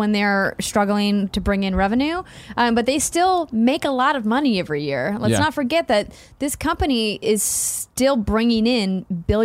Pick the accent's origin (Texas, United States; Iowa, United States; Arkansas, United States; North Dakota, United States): North Dakota, United States; Fargo; now in Bay Area, United States; in my hometown in Fargo, North Dakota